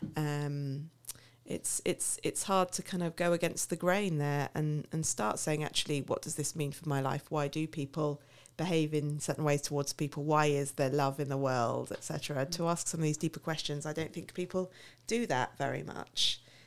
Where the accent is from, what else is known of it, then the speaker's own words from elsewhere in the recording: Milton Keynes, South East England, United Kingdom; moved away as an adult; now in Paris, France; I'm originally from Milton Keynes, which I know is the butt of many a joke.